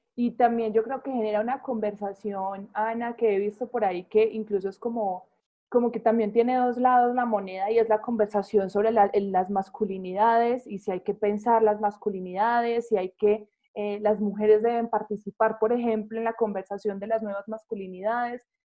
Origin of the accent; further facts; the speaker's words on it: Medellín, Antioquia, Colombia; yo soy de Medellín